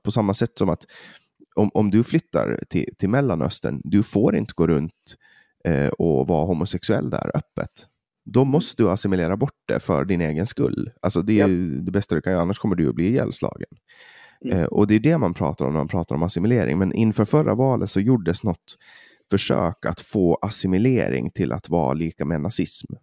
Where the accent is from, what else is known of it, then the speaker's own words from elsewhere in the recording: Åland, Finland; som ålänning och från Finland